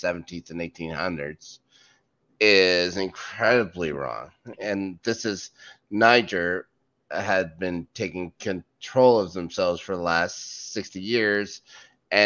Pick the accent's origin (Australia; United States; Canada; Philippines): Canada; I'm Canadian